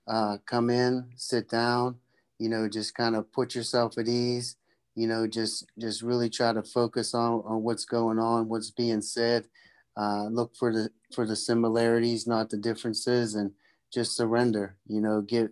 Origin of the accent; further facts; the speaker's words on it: Pennsylvania, United States; I'm from Pennsylvania. I live in Pennsylvania